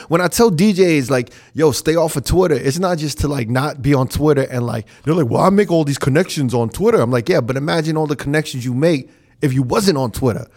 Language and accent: English; New York, United States; now in Las Vegas, United States; I'm from New York